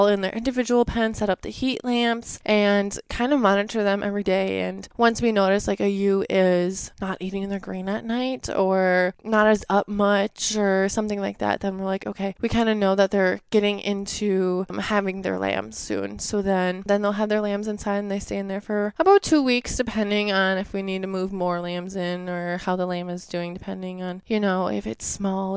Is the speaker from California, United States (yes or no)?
no; Ellsworth, Wisconsin, United States; I am from Ellsworth, Wisconsin, so it's a very small town. I grew up on a farm